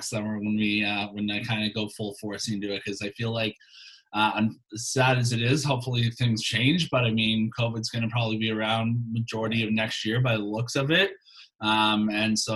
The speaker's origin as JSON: {"language": "English", "town": "Toronto", "region": "Ontario", "country": "Canada", "tie": "born or raised there", "said": "So I was born in Toronto, obviously grew up a Leafs fan"}